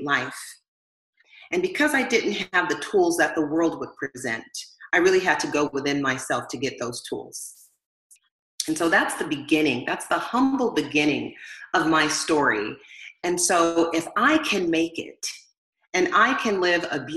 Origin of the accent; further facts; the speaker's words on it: Southern California, United States; I grew up in Southern California here in the United States.